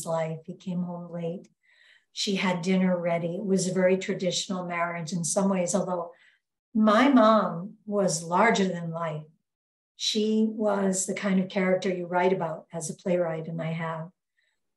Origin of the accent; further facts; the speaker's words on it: Fort Lee and Englewood, New Jersey, United States; also born or lived in Brooklyn, New York; now in Twin Cities, United States; We lived mostly some in Fort Lee and some later in Englewood, New Jersey